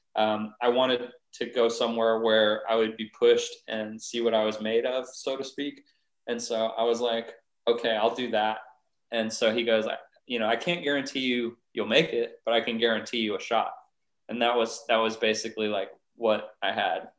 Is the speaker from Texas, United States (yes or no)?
yes; San Antonio, Texas, United States; I grew up in Northeast San Antonio